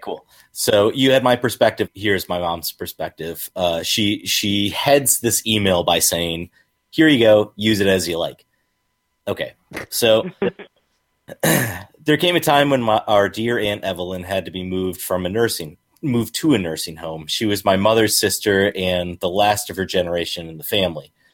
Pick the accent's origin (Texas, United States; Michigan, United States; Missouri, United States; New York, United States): Michigan, United States; I'm a Michigander